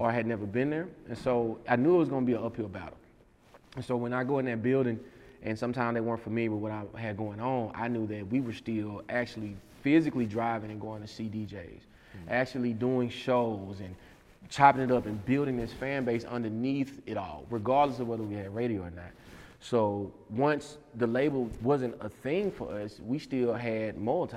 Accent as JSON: {"language": "English", "region": "Mississippi", "country": "United States", "also_born_or_lived": "Alabama / Atlanta / New York / Texas", "moved": "yes", "said": "I'm from Mississippi"}